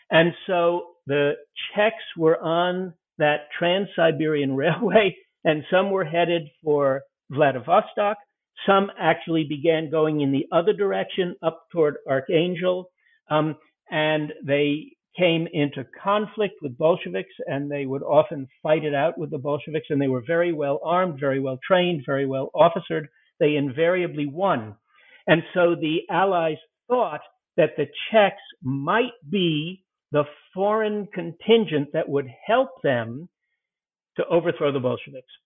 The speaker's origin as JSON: {"language": "English", "country": "United Kingdom", "said": "I'm a British, so I don't know how to how to pronounce the Russian words."}